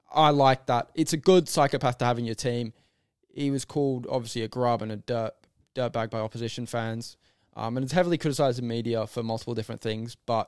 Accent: Australia; he is very opposite to our values as an Australian. As an Australian, especially in sports, we're all taught as kids to give it a go and try your best and sacrifice for your team. That's the most important thing in Australia.

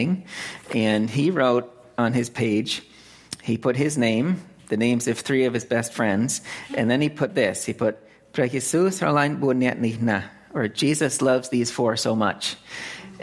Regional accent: Lancaster, Massachusetts, United States; moved away as an adult; also born or lived in California; now in Phnom Penh, Cambodia; I was born and raised here in Central Mass, Lancaster

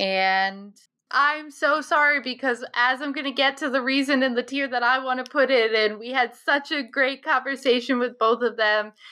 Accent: Scituate, United States; growing up in Situate

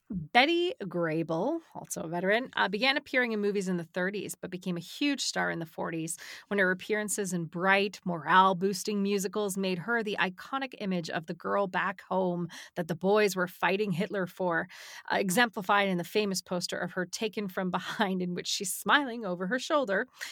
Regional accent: South Shore, Massachusetts, United States; I was from South

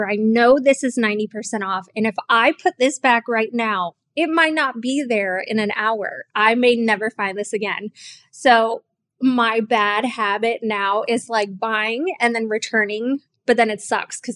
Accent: Miami, Florida, United States; I grew up in Miami, not in the best of areas in Miami.

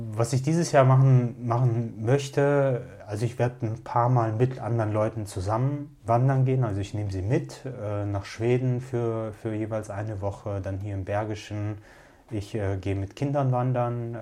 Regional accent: Russia; now in Cologne, Germany; ich bin in Russland in einer Zeit groß geworden

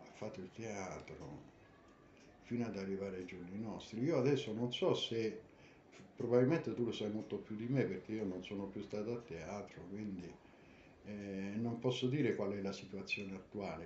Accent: Rome, Lazio, Italy; also born or lived in New York; approdato a Roma eh, non me la sentii di restare nella città, che poi è la mia città natale

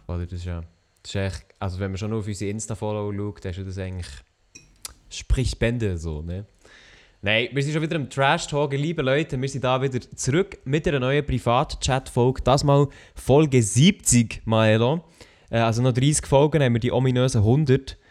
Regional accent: Switzerland; Schweizer Rapper, wo ich herkomme

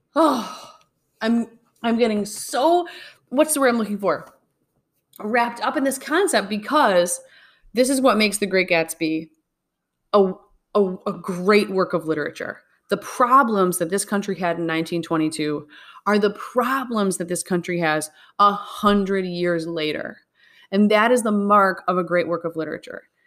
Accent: Midwest, United States; we're from the Midwest

